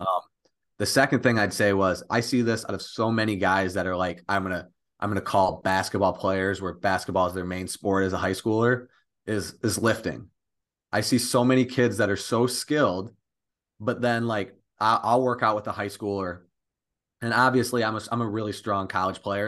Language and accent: English; Millington, Michigan, United States; I'm from Millington, Michigan, which is over in the thumb.